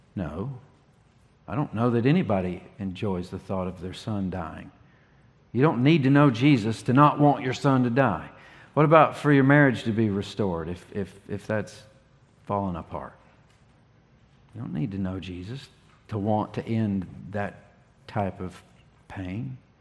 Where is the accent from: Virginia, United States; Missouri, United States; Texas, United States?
Virginia, United States; Ringgold; moved away as an adult; now in North Carolina, United States; I was born here in North Carolina. I grew up in Virginia for 30 years